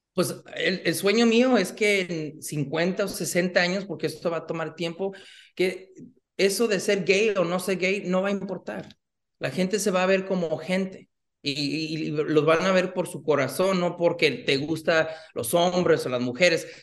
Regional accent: Los Angeles, California, United States; nací aquí en, en, Los Ángeles, pero mi papá es de Guadalajara, México. Ah, mi mamá de Los Reyes, Michoacán.

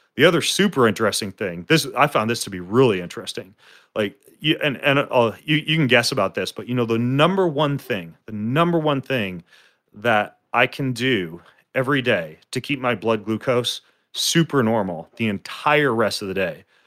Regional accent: North Idaho, United States; I grew up in North Idaho

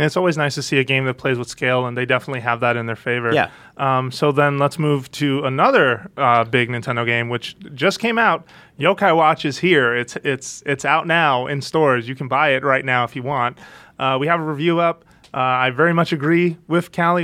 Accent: United States; being American

